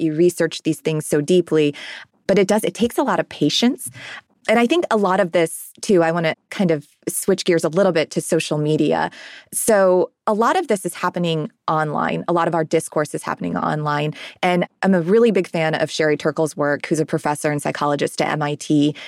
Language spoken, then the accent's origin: English; Ohio, United States; now in Nashville, United States; I'm from Ohio originally